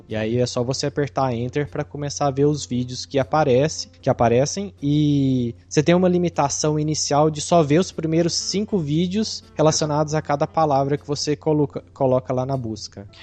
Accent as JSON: {"language": "Portuguese", "region": "interior of Minas Gerais", "country": "Brazil", "accent": "Triângulo Mineiro", "said": "a minha origem, que interior de Minas"}